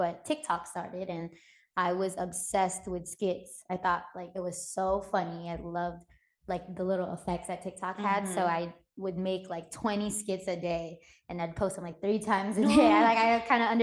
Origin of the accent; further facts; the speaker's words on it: San Diego, California, United States; my hometown and where I'm from, Filipino Americans, Southeast San Diego